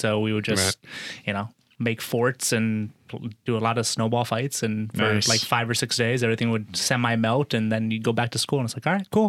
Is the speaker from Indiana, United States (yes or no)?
yes; Noblesville, Indiana, United States; moved away; I grew up in Indiana, 11 years in Indiana. Where? So, Noblesville, just north of Indianapolis.